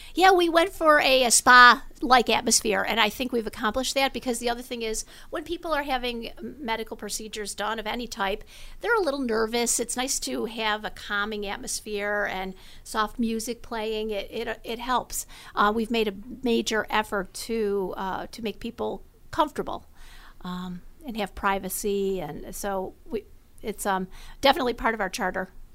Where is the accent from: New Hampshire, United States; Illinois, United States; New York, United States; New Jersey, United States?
New York, United States; Amherst; moved away as an adult; also born or lived in Los Angeles; I went to Amherst High School and decided that, um, I was gonna come home and open up the first open M R I in Western New York, right down the street from where I grew up